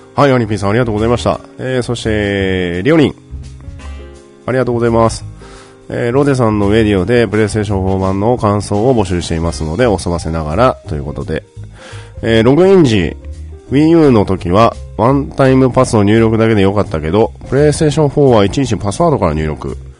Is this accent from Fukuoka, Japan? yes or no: yes; Fukuoka, Japan; now in Tokyo, Japan; 私、あの、バリバリの、福岡出身でございます